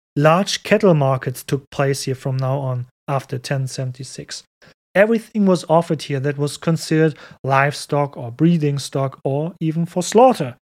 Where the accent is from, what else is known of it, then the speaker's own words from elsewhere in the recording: Cologne, North Rhine-Westphalia, Germany; my hometown, Cologne